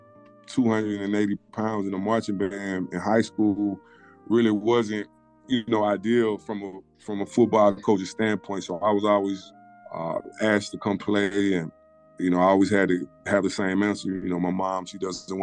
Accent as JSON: {"language": "English", "town": "Mobile", "region": "Alabama", "country": "United States", "tie": "born or raised there", "said": "I grew up in Mobile"}